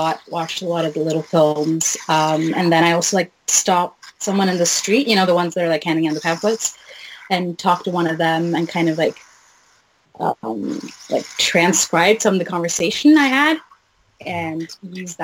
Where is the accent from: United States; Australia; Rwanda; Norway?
Norway; also born or lived in Wales; I'm born and raised in Norway, but like my parents came from Iran to Norway in like at the end of the 80s.